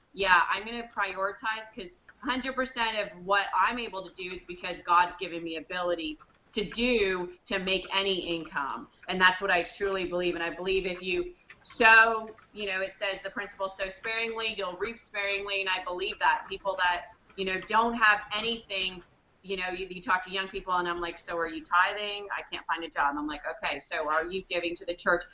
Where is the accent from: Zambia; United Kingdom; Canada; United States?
Canada; I'm in Canada, I'm Canadian